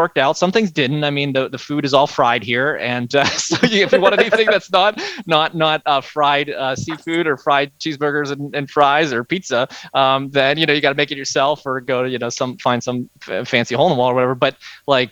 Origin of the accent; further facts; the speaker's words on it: Pittsburgh, Pennsylvania, United States; moved away as an adult; also born or lived in Annapolis, Maryland / Washington, District of Columbia, United States; now in Myrtle Beach, United States; I'm from Pittsburgh originally.